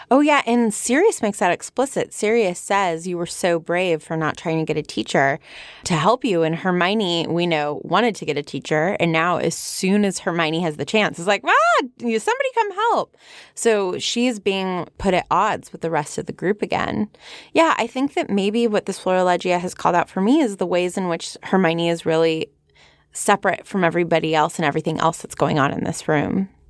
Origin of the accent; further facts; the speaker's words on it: San Fernando Valley, California, United States; accent: Valley Girl; my Valley Girl accent